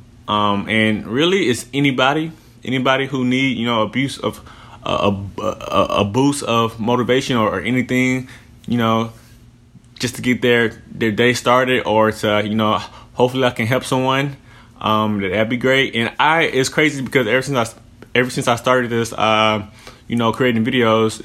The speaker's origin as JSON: {"language": "English", "town": "Houston", "region": "Texas", "country": "United States", "moved": "yes", "lives_now": "Phoenix, United States", "said": "I'm from Houston. I'm 25 years old. Right now I live in Phoenix, Arizona"}